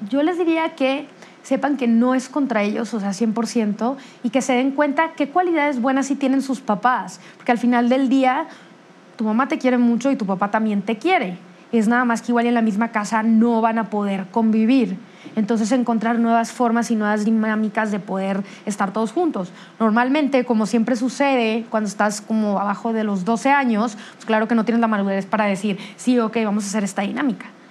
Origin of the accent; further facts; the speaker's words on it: Monterrey, Nuevo León, Mexico; somos de Monterrey